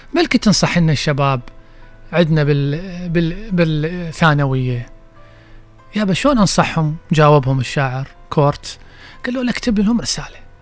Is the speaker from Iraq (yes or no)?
yes; Basra, Basra Governorate, Iraq; احنا عندنا بالبصرة